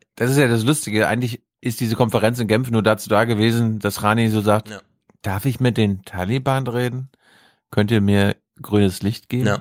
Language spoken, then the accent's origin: German; Mecklenburg-Vorpommern, Germany